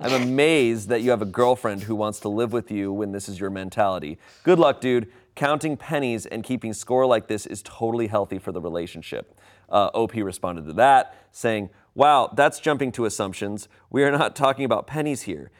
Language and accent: English; United States; as an American